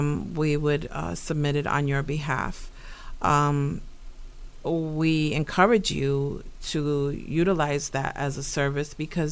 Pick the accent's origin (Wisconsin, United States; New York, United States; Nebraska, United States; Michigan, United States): New York, United States; New York City; moved away; I am actually a New Yorker. I was born in New York City.